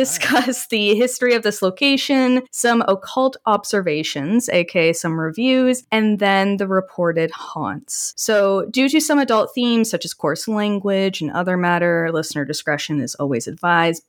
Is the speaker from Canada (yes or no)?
yes; Canada; being Canadian